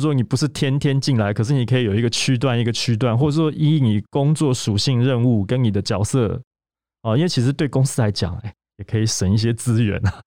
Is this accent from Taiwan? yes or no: yes; Taiwan; 我们台湾这边